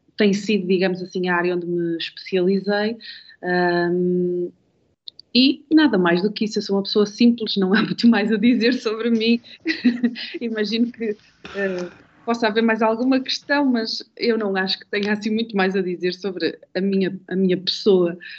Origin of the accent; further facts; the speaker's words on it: Amarante, Norte, Portugal; eu sou natural de Amarante